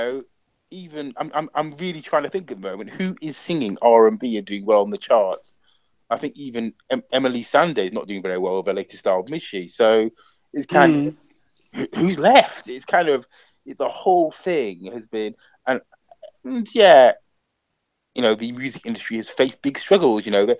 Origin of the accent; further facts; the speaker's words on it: United Kingdom; we are British, you know, we are black British, but also we have this African or Caribbean, you know, heritage a lot of the time.